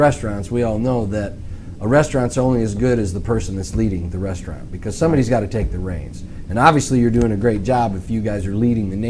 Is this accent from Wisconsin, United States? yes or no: no; Chicago, Illinois, United States; I'm from Chicago, folks.